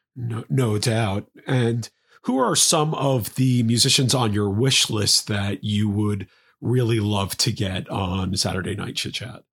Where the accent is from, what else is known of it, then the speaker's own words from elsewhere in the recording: New York City, New York, United States; my hometown of New York